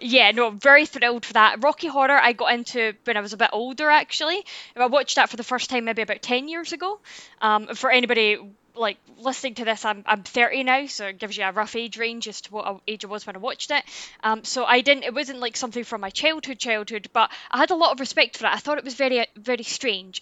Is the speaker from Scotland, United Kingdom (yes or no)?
yes; Scotland, United Kingdom; I am Scottish.